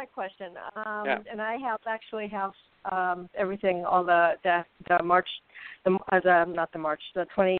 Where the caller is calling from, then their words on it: Arizona, United States; I'm in Burning, Arizona.